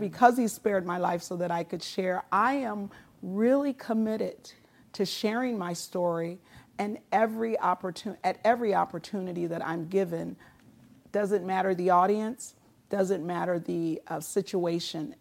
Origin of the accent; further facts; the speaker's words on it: Muskegon, Michigan, United States; moved away as an adult; also born or lived in California; Many of the folks that I grew up with in the Reeves Puffer School District